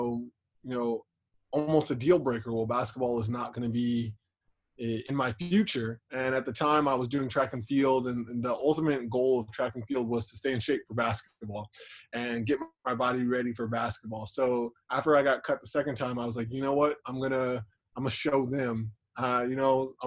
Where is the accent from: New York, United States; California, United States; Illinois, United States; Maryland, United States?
California, United States; Los Angeles; now in Fresno, United States; I am originally from Los Angeles, California